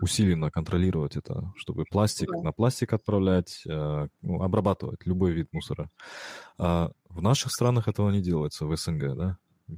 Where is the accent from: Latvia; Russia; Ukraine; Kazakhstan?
Kazakhstan; я же из Казахстана, в Казахстане у нас тоже экстремальные холода бывают